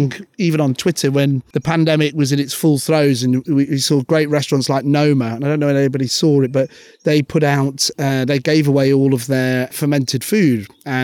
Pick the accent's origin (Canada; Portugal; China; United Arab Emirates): United Arab Emirates; now in United Kingdom; But growing up in the Middle East, it was very different. We used to live, you know, with UAE nationals.